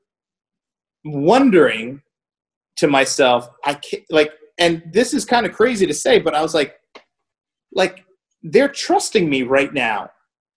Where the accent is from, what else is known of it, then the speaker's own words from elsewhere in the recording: New York, United States; moved away as an adult; also born or lived in New Jersey; I was a kid from New York that came to Jersey